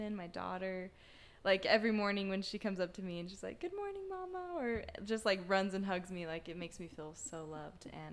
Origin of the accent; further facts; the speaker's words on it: Utah, United States; moved away as an adult; now in Dallas, United States; I'm actually from Utah. I've been in Dallas about a year